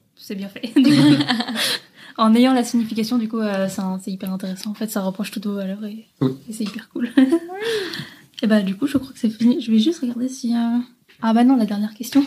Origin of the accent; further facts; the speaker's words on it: Lyon, Auvergne-Rhône-Alpes, France; je suis de Lyon